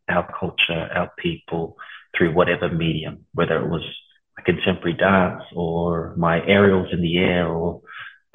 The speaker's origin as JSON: {"language": "English", "town": "Ipswich", "region": "Queensland", "country": "Australia", "tie": "born or raised there", "also_born_or_lived": "Lower Hutt, New Zealand / Porirua, New Zealand / Auckland, New Zealand / Samoa (ancestry)", "said": "we moved to a little town called Ipswich outside Brisbane, I was raised, and most of my schooling and my childhood was there"}